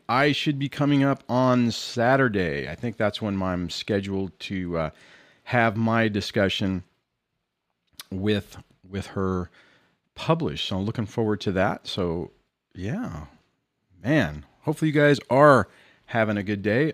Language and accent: English; Southern California, United States; I'm from California in Southern California